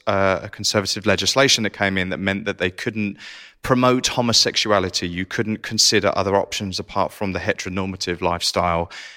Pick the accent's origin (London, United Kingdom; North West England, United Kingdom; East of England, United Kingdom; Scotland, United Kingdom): East of England, United Kingdom; Essex; I'm from Essex as well.